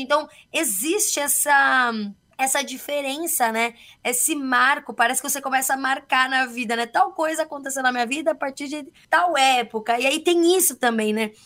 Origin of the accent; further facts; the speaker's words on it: São Paulo, Brazil; somos de São Paulo